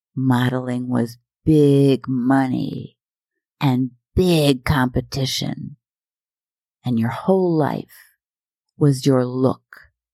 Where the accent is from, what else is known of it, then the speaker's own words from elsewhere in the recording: Minnesota and Iowa, United States; moved away; I'm from Minnesota and Iowa, and I'm Norwegian